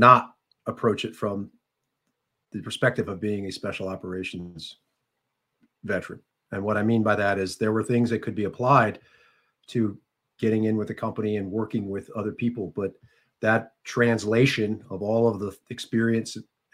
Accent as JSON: {"language": "English", "town": "Silver Spring", "region": "Maryland", "country": "United States", "said": "I'm from Silver Spring, Maryland"}